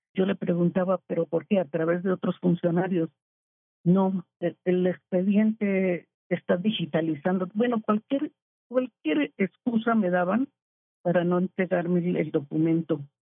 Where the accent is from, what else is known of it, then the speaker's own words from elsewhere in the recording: Colombia; moved away as an adult; now in Mexico; Yo llegué a, de Colombia no exiliada porque vine a hacer un curso en anestesiología pediátrica en el infantil de México con mi marido